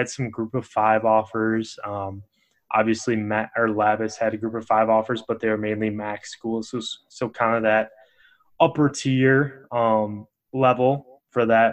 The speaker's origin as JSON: {"language": "English", "area": "western suburbs of Chicago", "region": "Illinois", "country": "United States", "said": "I'm from the western suburbs of Chicago"}